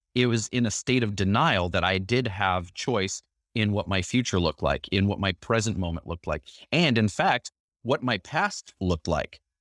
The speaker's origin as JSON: {"language": "English", "town": "Chicago", "region": "Illinois", "country": "United States", "tie": "born or raised there", "said": "I grew up in Chicago"}